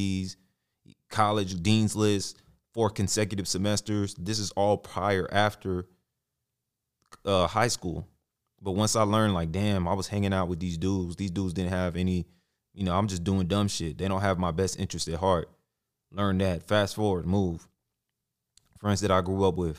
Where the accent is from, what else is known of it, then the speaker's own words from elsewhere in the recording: Arlington, Texas, United States; Graduated high school, Arlington, Sam Houston